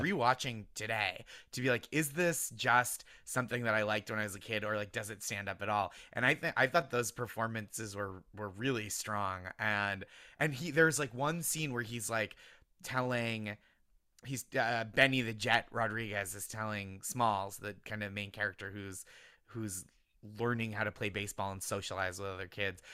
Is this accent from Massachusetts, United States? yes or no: yes; Boston suburbs, Massachusetts, United States; I grew up in the Boston suburbs